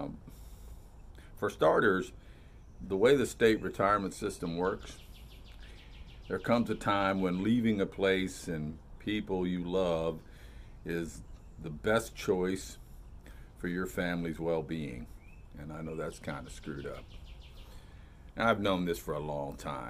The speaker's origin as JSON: {"language": "English", "town": "Melbourne", "region": "Florida", "country": "United States", "tie": "born or raised there"}